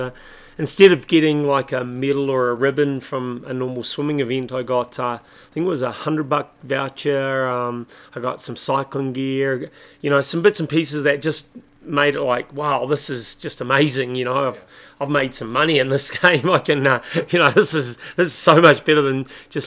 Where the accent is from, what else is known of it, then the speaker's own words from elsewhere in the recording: Christchurch, Canterbury, New Zealand; now in Taupo, New Zealand; I was born in Christchurch, New Zealand, but okay. I live in Taupo, New Zealand.